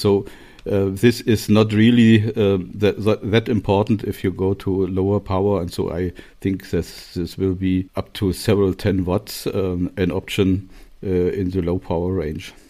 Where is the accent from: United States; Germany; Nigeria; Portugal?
Germany; Torgau, Saxony; English is a second language; moved away; also born or lived in Magdeburg / Göttingen / Kassel; I was born in Torgau, that's in Saxonia, in the eastern part of Germany